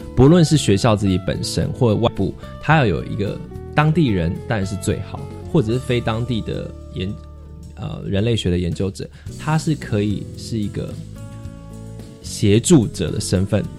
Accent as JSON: {"language": "Chinese", "country": "Taiwan", "said": "身为一个台湾人"}